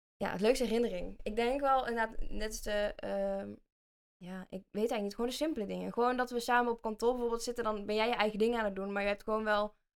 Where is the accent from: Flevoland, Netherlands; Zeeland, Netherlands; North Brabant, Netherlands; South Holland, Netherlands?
North Brabant, Netherlands; Vinkel; accent: Brabants; ik kom uit, ja, uit Vinkel, dat is een dorpje bij Den Bosch, dus ik ben een echte Brabander, dus misschien hoor je dat ook wel aan mij